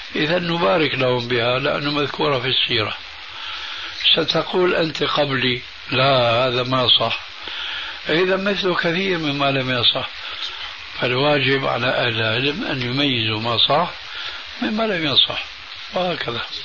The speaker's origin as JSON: {"language": "Arabic", "country": "Syria", "moved": "yes", "lives_now": "Jordan", "said": "عندنا بسوريا"}